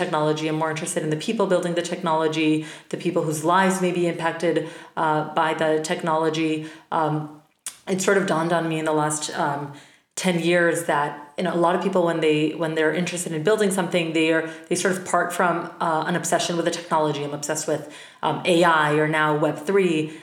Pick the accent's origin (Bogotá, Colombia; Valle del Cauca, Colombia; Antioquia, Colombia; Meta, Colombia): Bogotá, Colombia; Bogota, Colombia; moved away as an adult; now in United States; I'm originally from Bogota, Colombia, moved to the States for college